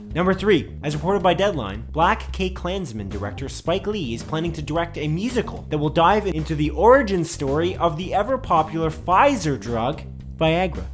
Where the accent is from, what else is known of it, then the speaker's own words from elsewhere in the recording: Canada; we're Canadian.